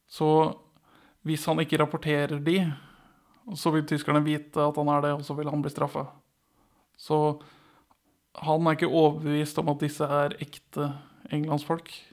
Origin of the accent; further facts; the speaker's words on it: Northern Norway, Norway; jeg som nordlending